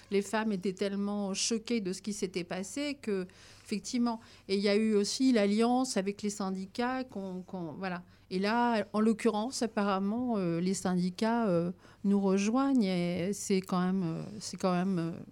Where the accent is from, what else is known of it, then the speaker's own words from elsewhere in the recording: France; Donc ça, c'est vraiment une première chez nous en France, hein, parce que ça existe dans d'autres pays.